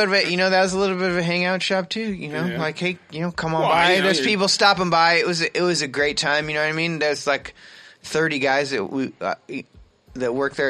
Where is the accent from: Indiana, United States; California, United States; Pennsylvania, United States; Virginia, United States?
California, United States; Southern; moved away as an adult; also born or lived in Florida; I grew up in Southern California